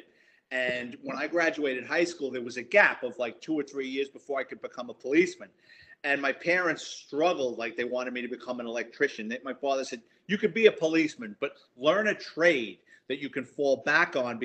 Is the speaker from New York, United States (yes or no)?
yes; New York City, New York, United States; I'm a Bronx kid, born and raised in New York City, grew up in the Bronx, lower middle class family